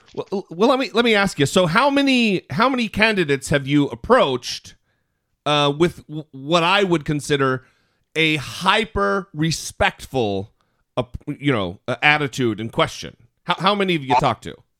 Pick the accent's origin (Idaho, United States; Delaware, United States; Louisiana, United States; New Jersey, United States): Idaho, United States; now in Los Angeles, United States; we both live in the Los Angeles area now, but we're both from Idaho